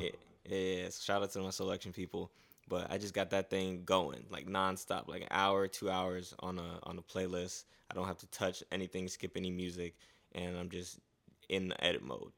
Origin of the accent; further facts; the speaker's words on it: Fort Lauderdale, Florida, United States; also born or lived in Gwinnett County, Georgia / Haiti (family); now in Atlanta, United States; I came from South Florida, so I grew up in South Florida, Fort Lauderdale